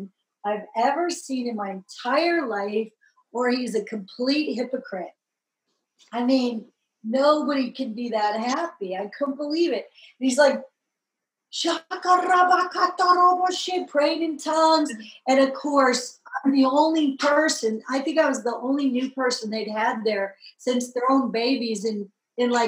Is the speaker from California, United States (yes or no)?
yes; Laguna Beach, California, United States; I grew up in Laguna Beach, you know, as a surfer, and grew up on a private beach and a private cove